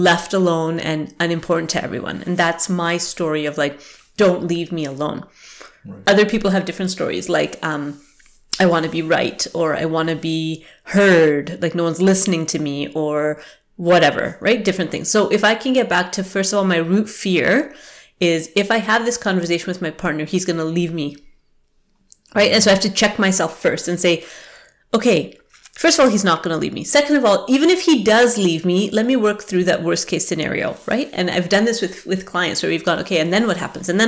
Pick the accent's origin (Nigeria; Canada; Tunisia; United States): Canada; also born or lived in England; when I was 5 years old and we immigrated to Canada, and I felt like I had to fake it. I had to change my accent. I was British. I was born in England.